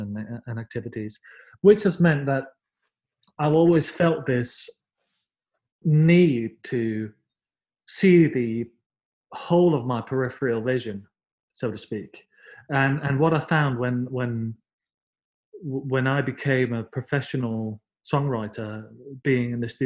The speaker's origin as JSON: {"language": "English", "country": "Denmark", "tie": "born or raised there", "said": "I'm from Denmark, and as I said, grew up in the sort of early 80s"}